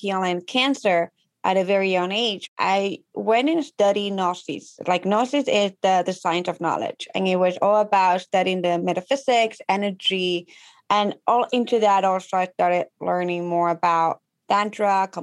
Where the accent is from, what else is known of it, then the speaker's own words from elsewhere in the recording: Ecuador; English is a second language; moved away as an adult; now in United States; So I am from Ecuador. I'm a Latina. And growing up back home